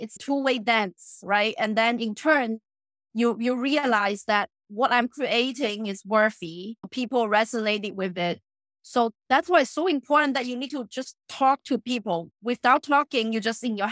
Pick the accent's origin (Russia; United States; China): China; moved away; I grew up in China.